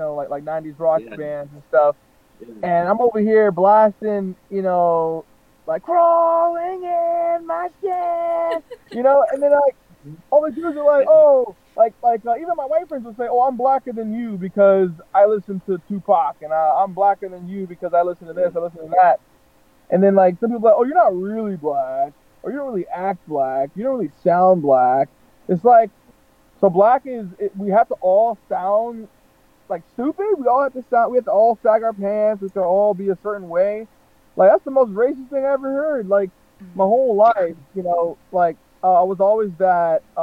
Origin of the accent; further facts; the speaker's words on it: North Florida, United States; moved away; being born and raised in the South, you know, like North Florida